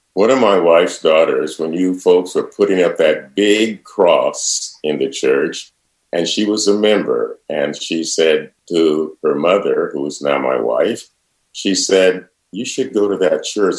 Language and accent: English; Centerville, Iowa, United States; I grew up in Centerville in a very fundamentally spiritual and religious family